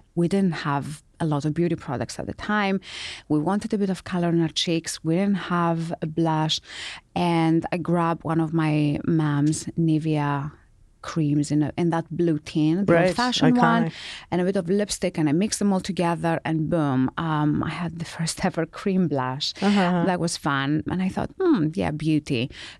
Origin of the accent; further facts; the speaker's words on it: Greece; now in London, United Kingdom; I was born in Greece.